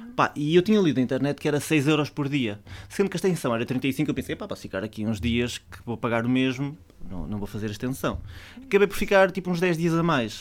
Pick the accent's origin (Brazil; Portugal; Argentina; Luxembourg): Portugal; eu sou português